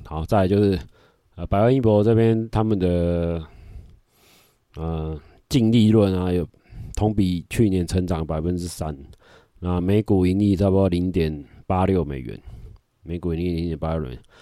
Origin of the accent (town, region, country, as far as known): Taiwan